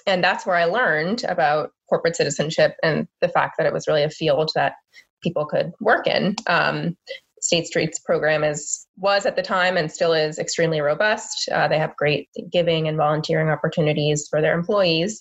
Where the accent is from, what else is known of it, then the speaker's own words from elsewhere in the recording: Boston, Massachusetts, United States; also born or lived in North Carolina; But I grew up in the Boston area.